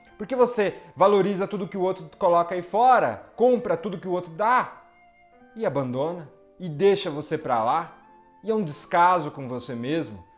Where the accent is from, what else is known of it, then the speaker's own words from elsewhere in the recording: Brazil; Sou brasileiro como todos vocês